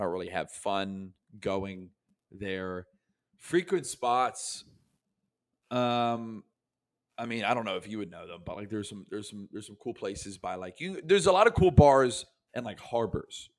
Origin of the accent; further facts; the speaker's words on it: Tampa, Florida, United States; also born or lived in New York; I'm from Tampa, Florida, and my parents are from Philadelphia.